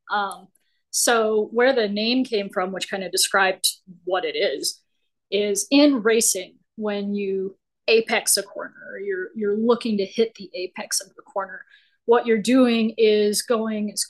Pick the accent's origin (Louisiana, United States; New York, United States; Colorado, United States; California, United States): Colorado, United States; native of Colorado.